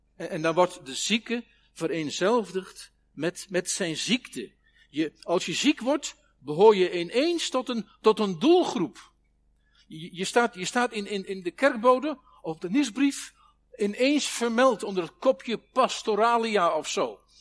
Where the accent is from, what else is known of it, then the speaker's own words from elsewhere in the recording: Netherlands; Ons land is een van de meest dichtstbevolkte gebieden van de wereld